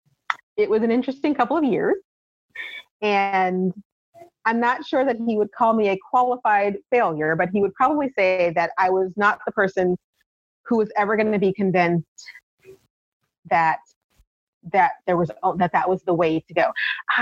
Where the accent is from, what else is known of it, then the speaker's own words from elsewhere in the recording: Kansas City, Missouri, United States; moved away as an adult; also born or lived in Columbia, Missouri; I'd been there my entire life. I was born there